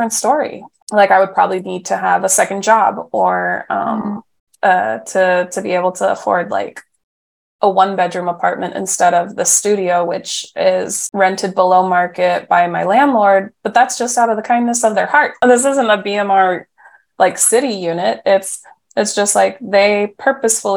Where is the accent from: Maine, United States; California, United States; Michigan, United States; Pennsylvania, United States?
California, United States; Mount Diablo Unified School District; now in San Francisco, United States; the district that I grew up in Mount Diablo Unified